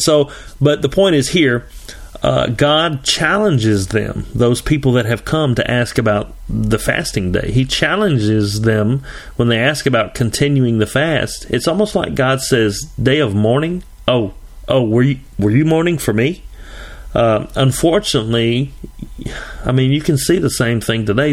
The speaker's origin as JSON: {"language": "English", "region": "Tennessee", "country": "United States", "said": "I'm from Tennessee."}